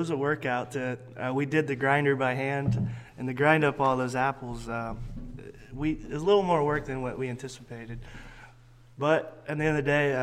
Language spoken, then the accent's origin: English; United States; We grew up in Adams County, so it's just south of here